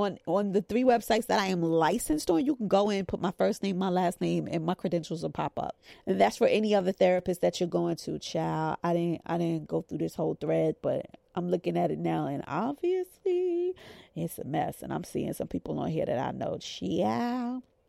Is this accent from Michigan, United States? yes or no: no; New York, United States; maybe I'm just from New York. Like, New Yorkers could kind of smell a scam.